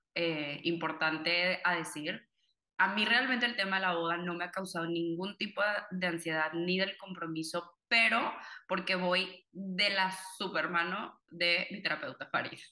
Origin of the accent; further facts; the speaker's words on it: Monterrey, Nuevo León, Mexico; also born or lived in Cuba; yo nací en Cuba, toda mi familia es cubana, pero me crié aquí en Monterrey